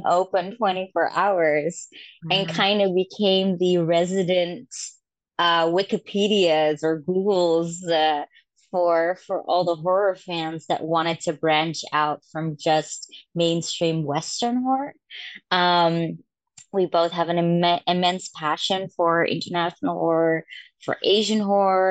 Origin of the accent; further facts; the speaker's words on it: Amsterdam, North Holland, Netherlands; I'm born and raised in Europe in Amsterdam, the Netherlands